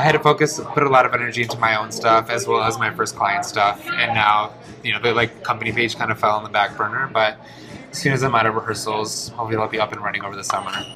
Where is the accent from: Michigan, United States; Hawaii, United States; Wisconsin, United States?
Michigan, United States; Detroit; first language Polish; English is a second language; I was born and raised in Detroit, uh, first generation. My first language was actually Polish